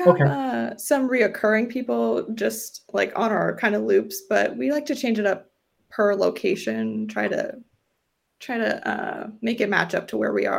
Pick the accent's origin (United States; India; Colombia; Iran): United States; Florida; I'm actually from Florida